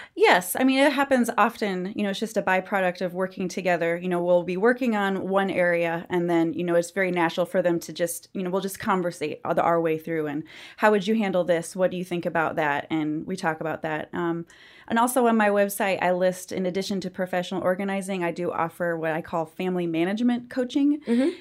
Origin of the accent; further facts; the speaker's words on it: central Iowa, United States; moved away as an adult; also born or lived in Arkansas / Minneapolis / Colorado; now in Georgia, United States; I am originally from the Midwest, specifically central Iowa. So I did all of my growing up years and beginning adult years college in central Iowa.